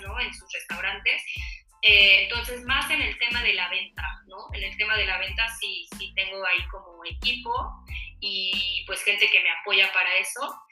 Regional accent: Mexico; esta tradición que tenemos como mexicanos con la panadería

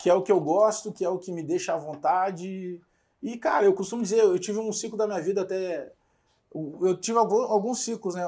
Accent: Porto Alegre, Rio Grande do Sul, Brazil; also born or lived in Bagé; Restinga, me criei na Restinga

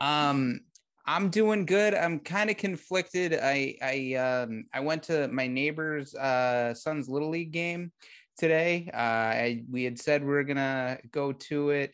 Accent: Massachusetts, United States; moved away as an adult; now in Texas, United States; I'm from Massachusetts

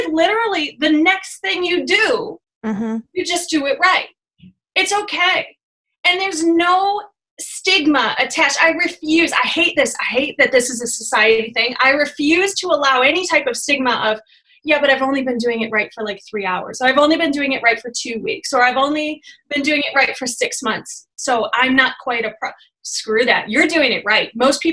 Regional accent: Michigan, United States; I'm from Michigan, so we use like guys and all the time

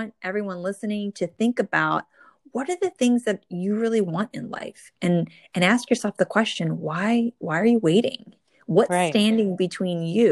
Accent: New Jersey, United States; born or raised there

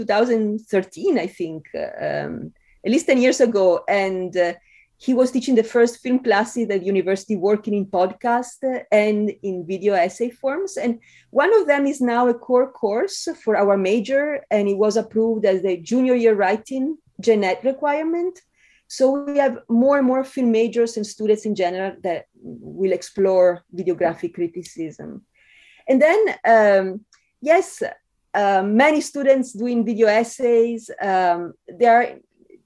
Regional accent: Italy; English is a second language; moved away as an adult; also born or lived in Spain; now in United States; the accent is such a part of my identity as an Italian who lived years in Spain

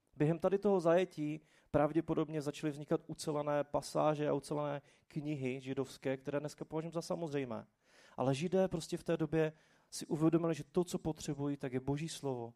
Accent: Czechia; jsme se jako Češi

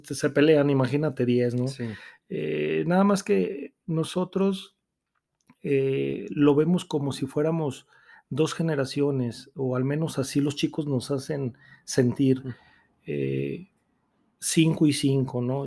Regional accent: Aguascalientes, Mexico; soy nacido aquí en Aguascalientes

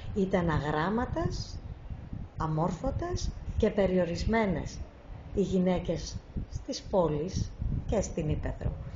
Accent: Lamia, Central Greece, Greece; moved away as an adult; also born or lived in Athens / England; now in Thessaloniki, Greece; εκεί πέρασα τα μαθητικά μου χρόνια

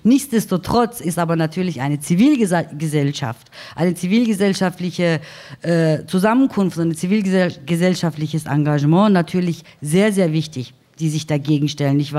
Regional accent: Baden-Württemberg, Germany; Also ich bin in Süddeutschland groß geworden, in einem schwäbischen Dorf.

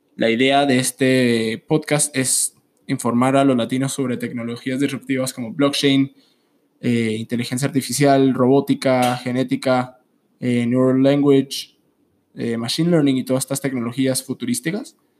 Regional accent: Colombia; soy originalmente de Colombia

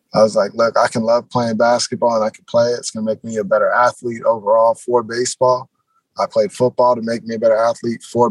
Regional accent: Seattle, Washington, United States; obviously I'm from Seattle. Everything I've ever like done growing up loving has been Seattle.

